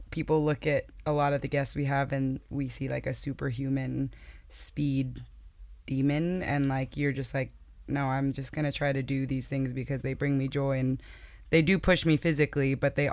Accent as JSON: {"language": "English", "town": "Palm Bay", "region": "Florida", "country": "United States", "said": "I'm from Palm Bay, Florida."}